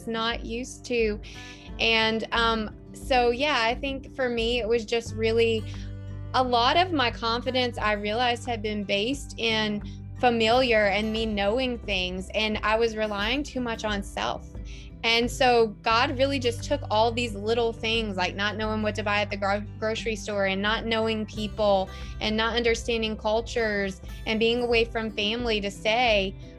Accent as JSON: {"language": "English", "region": "the South", "country": "United States", "moved": "as an adult", "lives_now": "Toronto, Canada", "said": "I'm from the South"}